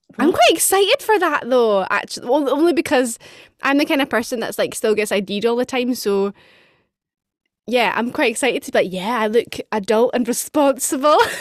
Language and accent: English; Edinburgh, Scotland, United Kingdom; moved away as an adult; also born or lived in London; now in Glasgow, United Kingdom; I'm from Edinburgh. I now live in Glasgow.